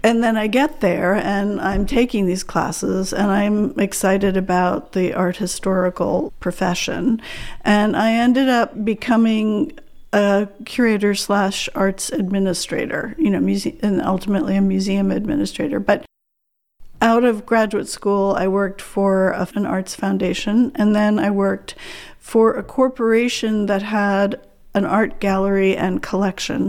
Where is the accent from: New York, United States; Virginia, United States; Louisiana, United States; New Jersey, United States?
New York, United States; born or raised there; moved away as an adult; now in Iceland